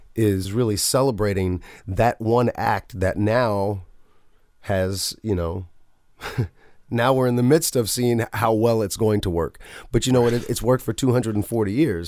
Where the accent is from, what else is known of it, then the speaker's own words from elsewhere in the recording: the South, United States; growing up in the South